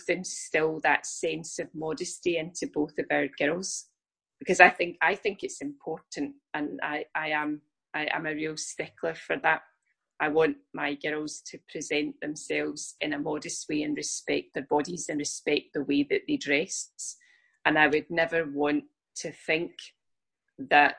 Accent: Scotland, United Kingdom; I'm from the UK, I'm from Scotland

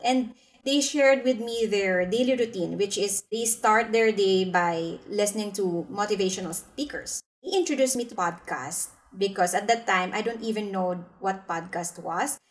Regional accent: Philippines; now in Singapore; I'm from the Philippines, but I'm currently practicing my financial advisory business here in Singapore

